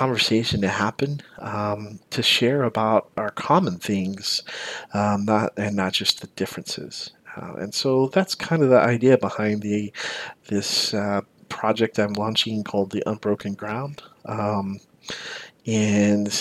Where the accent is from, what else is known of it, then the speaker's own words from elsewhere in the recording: the South, United States; I grew up in the South and I grew up as a Baptist